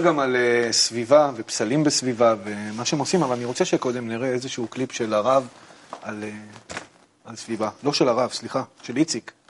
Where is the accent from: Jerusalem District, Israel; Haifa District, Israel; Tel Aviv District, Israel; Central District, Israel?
Tel Aviv District, Israel; Ramat Gan; אני גדלתי ברמת גן